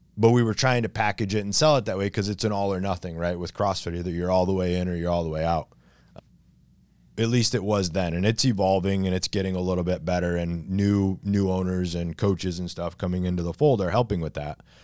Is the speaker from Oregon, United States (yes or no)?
no; near Coldwater, Michigan, United States; moved away as an adult; now in Long Beach, New York, United States; It wasn't my hometown, but it was close enough. It was, like, five miles away. It was a town called Coldwater, Michigan